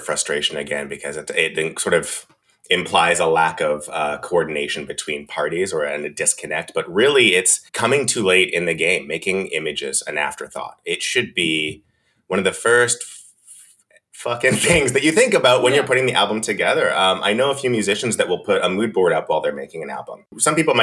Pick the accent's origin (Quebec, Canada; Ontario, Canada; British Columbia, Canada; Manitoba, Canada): British Columbia, Canada; Vernon; also born or lived in Lavington / Coldstream; now in Vancouver, Canada; I grew up in Vernon and then, like, a little bit outside of that, Lavington. So Coldstream, small town my whole life.